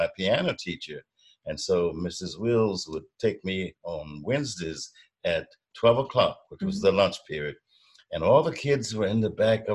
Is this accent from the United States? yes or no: yes; Barboursville, Virginia, United States; also born or lived in Gordonsville, Virginia; A place called Gordonsville, Virginia. That's where I was born. And we grew up in Barbersville, living with my father's mother, my grandmother